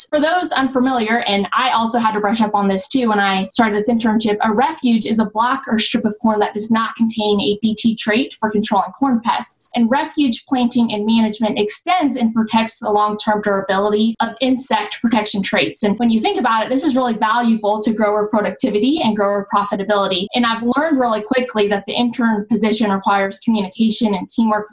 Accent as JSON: {"language": "English", "town": "Zionsville", "region": "Indiana", "country": "United States", "tie": "born or raised there", "said": "I grew up in Zionsville, Indiana, so it's a suburb located northwest of Indianapolis"}